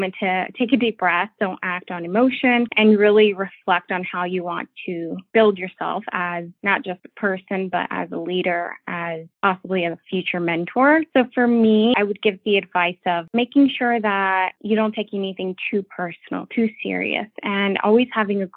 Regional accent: North Carolina, United States; also born or lived in Mexico; my family did move to North Carolina

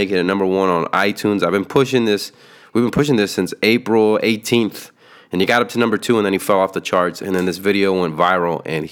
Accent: San Antonio, Texas, United States; We're from San Antonio

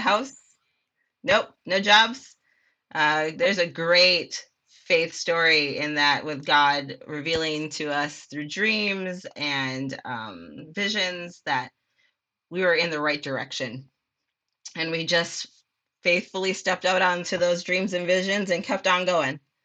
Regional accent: Minneapolis, Minnesota, United States; moved away as an adult; now in Texas, United States; I grew up in Minneapolis, Minnesota, South Side

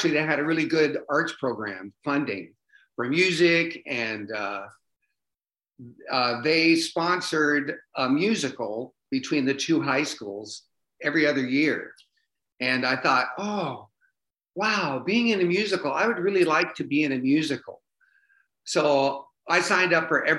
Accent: Bremerton, Washington, United States; also born or lived in Las Vegas, United States / New York, United States / Seattle, United States; now in Redmond, United States; Bremerton, it's a Navy town, population 35,000. And that's where I grew up

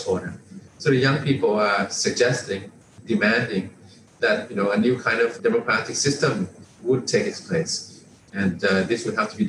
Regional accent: Thailand; a lot of people in my generation and older grew up under the reign of King Raman IX

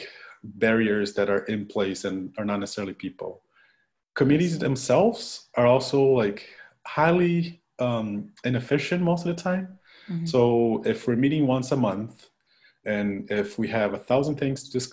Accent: Curitiba, Paraná, Brazil; moved away; I'm from Curitiba, Brazil

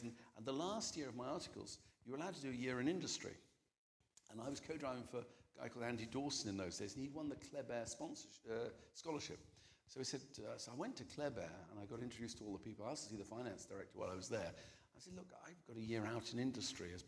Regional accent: North Wales, United Kingdom; when we came from North Wales

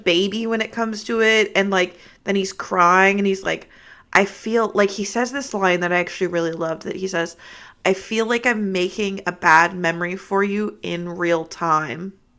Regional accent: California, United States; Well, I'm from California, though.

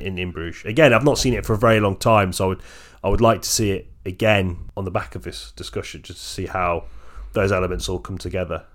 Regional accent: England, United Kingdom; I'm just English

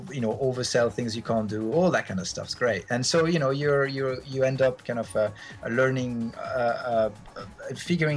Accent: Geneva, Switzerland; moved away as an adult; now in London, United Kingdom; I grew up in Geneva and in Switzerland, and it's a fairly small place

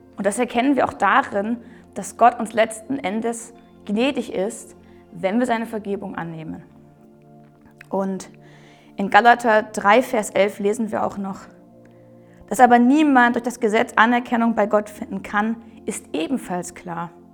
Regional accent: Germany; wir Deutsche

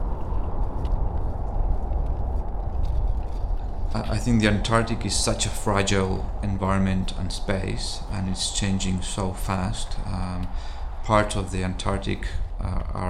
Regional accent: Chile; moved away; also born or lived in Buenos Aires, Argentina; I'm originally from Chile, but I spent my first 10 years in Buenos Aires

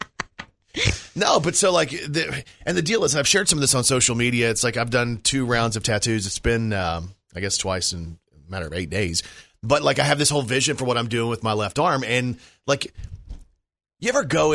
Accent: Irving, Texas, United States; I was born in Irving, Texas

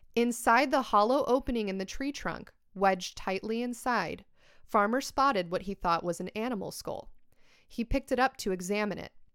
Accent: United States; I'm American and we're like a very simple folk

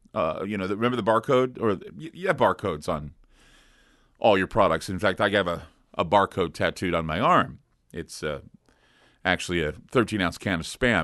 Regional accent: United States; I'm an American

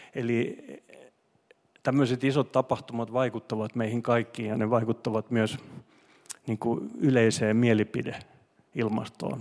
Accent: Finland; first language Swedish; Finnish is a second language; mä olin semmoinen suomenruotsalainen poika

